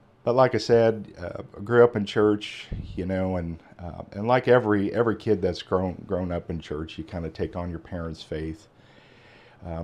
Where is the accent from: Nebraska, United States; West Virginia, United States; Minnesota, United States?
Nebraska, United States; Omaha; now in Watonga, United States; I grew up in Omaha, Nebraska, on the western part there.